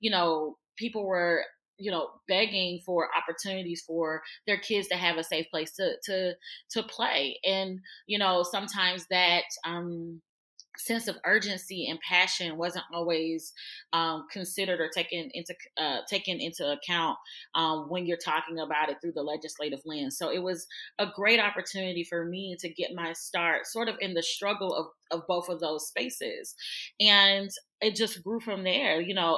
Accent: Birmingham, Alabama, United States; moved away as an adult; also born or lived in Kentucky / Florida; I'm from Birmingham, Alabama. I'm a Southern girl. I was born and raised in the South.

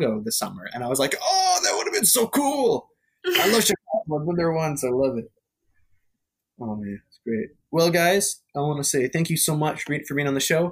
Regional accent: Ontario, Canada; my hometown where I grew up and where I live right now because of COVID is literally right on the border of Canada and America. Like we have like the Blue Water Bridge, which goes to America

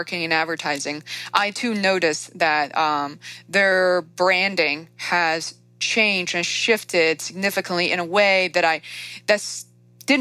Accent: China; moved away; growing up in China

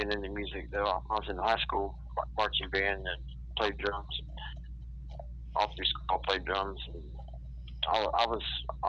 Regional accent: Piqua, Ohio, United States; I grew up in Piqua, Ohio. It's a little city or a little town close to Dayton, Ohio.

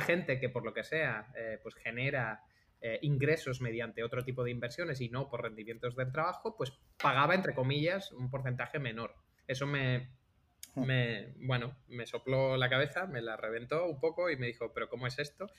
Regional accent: Algeciras, Andalusia, Spain; moved away as an adult; also born or lived in Alcalá de Henares; now in Barcelona, Spain; venimos los dos de Algeciras. Yo igual vengo de Algeciras

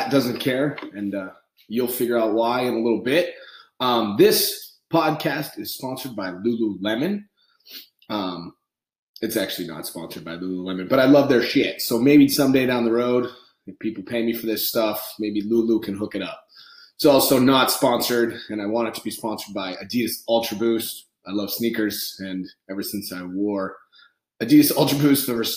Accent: New England, United States; I grew up on the East Coast, I'm from New England, Irish Catholic

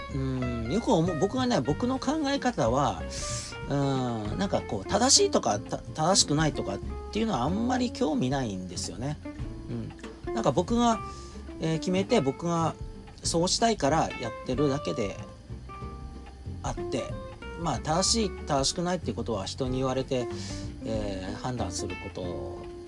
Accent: Fukushima, Japan; born or raised there

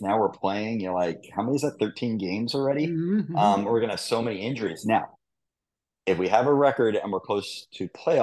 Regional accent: New York, United States; also born or lived in DMV (Washington, D.C. area); now in Washington, D.C. area, United States; I grew up in New York. So I grew up as a Jets fan, you know, Shea Stadium

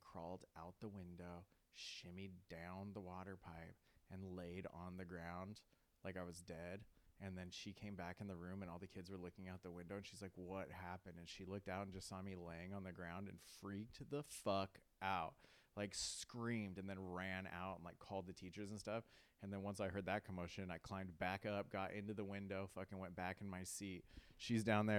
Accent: Avalon, California, United States; I grew up on Catalina Island, a small little island

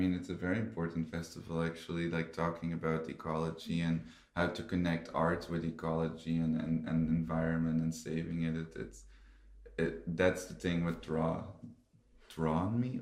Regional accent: Belgium; now in Lithuania; I'm Belgian, but I live and work in Lithuania

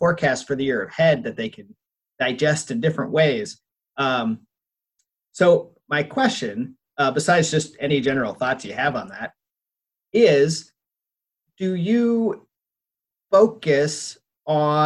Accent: Minneapolis, Minnesota, United States; My hometown, that's my neighborhood on fire

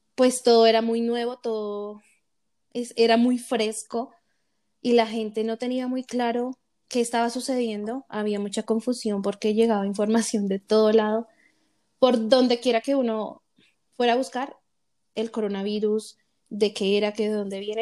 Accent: Bogotá, Colombia; moved away as an adult; now in Colorado, United States; Yo nací en Colombia, en la ciudad de Bogotá, tengo 27 años. Actualmente estoy viviendo en Estados Unidos, en el estado de Colorado.

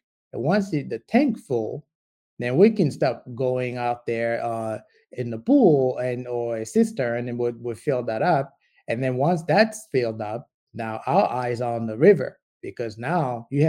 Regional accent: DR Congo; I'm originally from the Congo, so I do projects with the Congo a lot. I do have a company over there, and it's in agribiz, agriculture business.

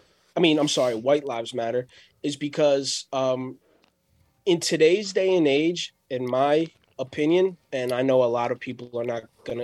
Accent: New Jersey, United States; I grew up in New Jersey, which is one of the most liberal states in the whole United States

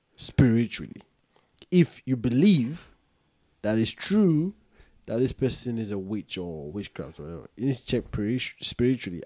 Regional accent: Ghana; I'm Ghanaian

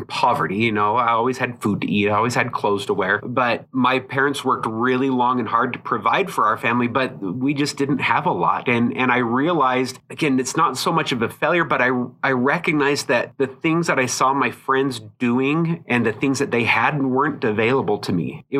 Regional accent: Utah, United States; born there; I was born on Hill Air Force Base, and a lot of my family is from here in Utah.

